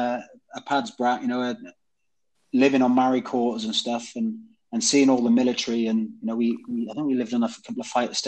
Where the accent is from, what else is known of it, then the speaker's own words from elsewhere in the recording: Swansea, Wales, United Kingdom; also born or lived in Warrington; I was actually born in a place called Warrington between Manchester and Liverpool. But father was Welsh and I was brought up in Wales. So I'm a taff at heart